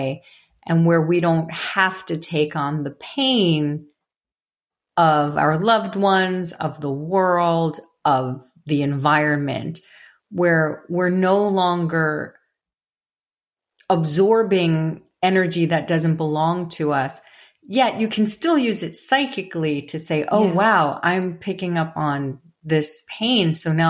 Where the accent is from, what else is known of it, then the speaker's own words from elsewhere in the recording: New York City, New York, United States; I grew up in the Bronx in a very blue collar home, in a very blue collar kind of tough neighborhood. And I was a little fairy child.